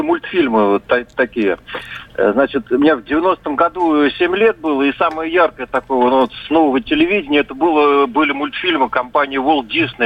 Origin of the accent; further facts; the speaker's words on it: Saint Petersburg, Russia; я из Питера